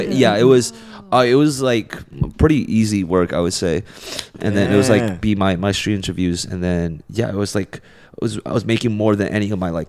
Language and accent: English; New York City, New York, United States; moved away as an adult; also born or lived in China; now in Los Angeles, United States; And then I grew up in New York.